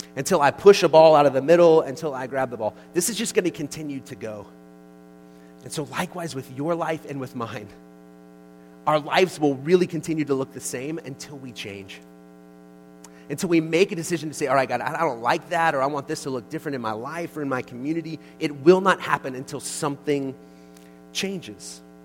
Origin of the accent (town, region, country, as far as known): United States